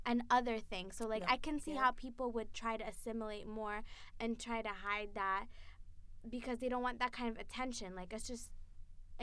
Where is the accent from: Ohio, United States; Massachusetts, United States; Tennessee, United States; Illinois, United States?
Massachusetts, United States; Marion; me and my friend Sophia made up the entire population of black people in Marion, Massachusetts.